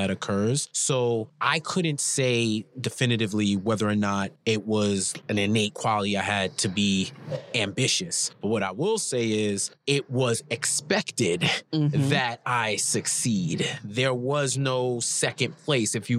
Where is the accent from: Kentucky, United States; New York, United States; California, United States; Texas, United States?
New York, United States; New York City; So I grew up in New York, in Queens, New York